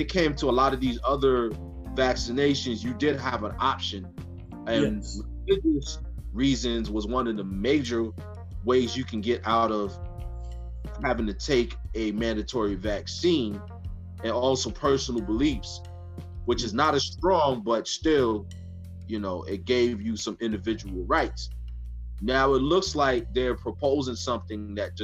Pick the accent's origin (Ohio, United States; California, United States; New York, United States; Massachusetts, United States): New York, United States; from the state of New York, we grew up in New York